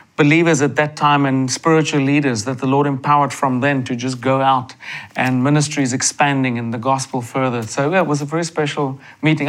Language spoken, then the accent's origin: English; South Africa; growing up in South Africa, you know, you know of God, you hear of God, of Jesus, and I was blessed to grow up with parents